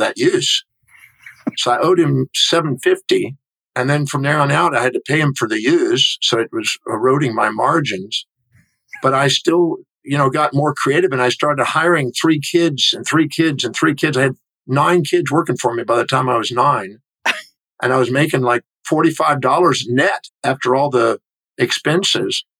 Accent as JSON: {"language": "English", "town": "Houston", "region": "Texas", "country": "United States", "tie": "born or raised there", "said": "I was born in 1954 in Houston, Texas"}